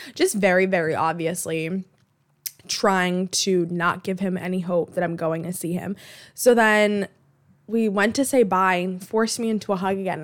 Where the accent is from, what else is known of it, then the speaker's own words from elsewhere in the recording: Boston, Massachusetts, United States; I grew up in Alston